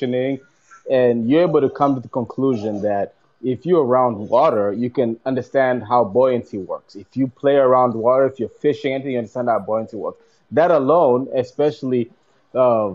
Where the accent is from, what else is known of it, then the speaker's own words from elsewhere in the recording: Kenya; I'm from Kenya, Africa.